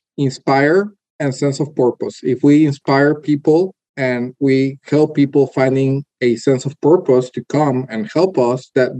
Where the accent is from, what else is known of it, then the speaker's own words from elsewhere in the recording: Texas, United States; born there; So my case was very particular because I was born in Texas, actually, spent most of my life traveling around the world doing consulting for different companies